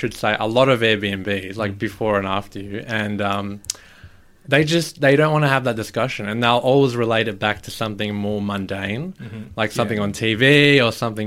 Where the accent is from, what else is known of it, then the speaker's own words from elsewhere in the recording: Melbourne, Victoria, Australia; Melbourne, represent.